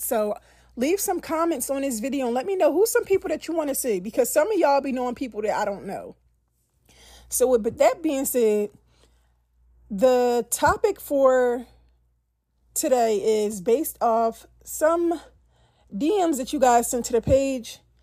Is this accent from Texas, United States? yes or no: no; Philadelphia, Pennsylvania, United States; I'm from Philly